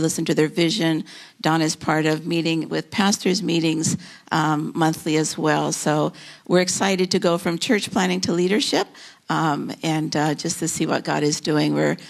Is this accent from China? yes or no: no; Philippines; now in United States; I grew up in the Philippines where my parents were missionaries, but we met in Bible college in South Carolina.